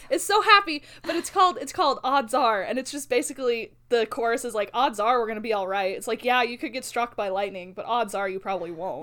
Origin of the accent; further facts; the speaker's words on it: Albuquerque, New Mexico, United States; now in Ammon, United States; growing up in Albuquerque